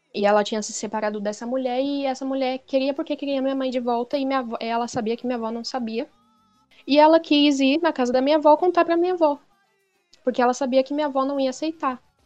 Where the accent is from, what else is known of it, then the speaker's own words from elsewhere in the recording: São Paulo, Brazil; eu sou de São Paulo